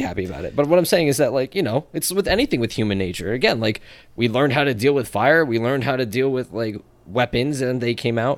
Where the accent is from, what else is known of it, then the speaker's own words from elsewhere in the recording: New Jersey, United States; I'm from Jersey and that's just the way we talk